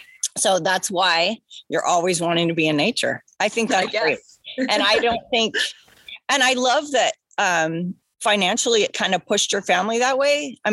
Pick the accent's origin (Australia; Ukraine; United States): United States; Oregon; I grew up in Oregon, so I grew up with trees, but never the color changes like New England.